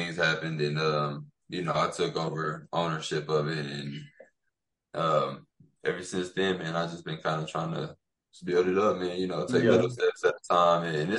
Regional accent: Plainview, Texas, United States; also born or lived in Alton, Illinois; I'm born and raised. Well, I was born in actually Alton, Illinois, but I moved here at a young age. Like, I think I was like 1.5. So, Plainview is my hometown.

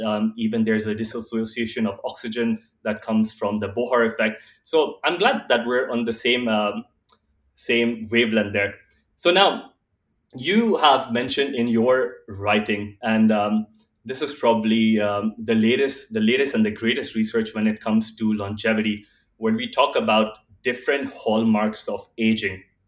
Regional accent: Dubai, United Arab Emirates; also born or lived in India; born and raised in Dubai

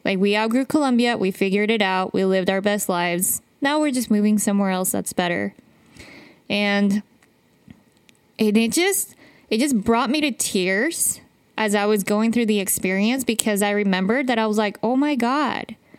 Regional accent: Utah, United States; I grew up in Utah

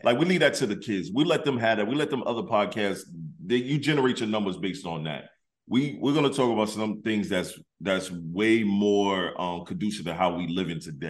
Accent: Detroit, Michigan, United States; moved away; also born or lived in South Carolina / Florida; I grew up in Detroit.

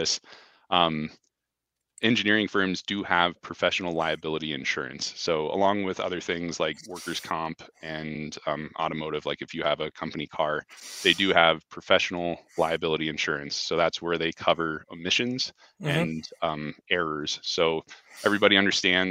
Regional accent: Fort Collins, Colorado, United States; also born or lived in New York City / Denver; I actually grew up here in town

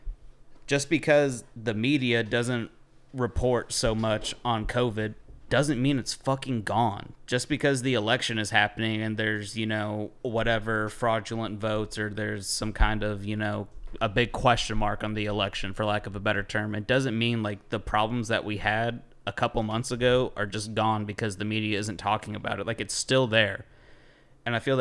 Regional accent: United States; as an American, like, I love my fucking country

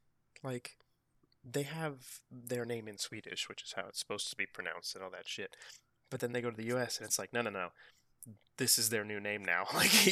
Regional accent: Pacific Northwest, United States; And me being from, you know, Pacific Northwest

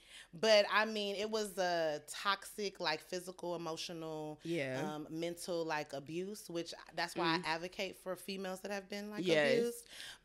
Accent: Missouri City, Texas, United States; moved away as an adult; also born or lived in St. Charles, Missouri; So I'll say, you know, I grew up in the Mo City area, but I'm from Houston, Texas.

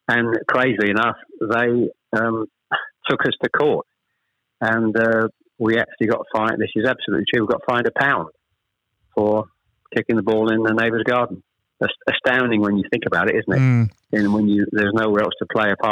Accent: Chelmsford, East of England, United Kingdom; also born or lived in Ashton-under-Lyne / Manchester; We actually moved south from Manchester. I was born in Ashton-under-Lyne. We actually moved south to Chelmsford when I was probably, I was the eldest of three, when I was probably about seven or eight

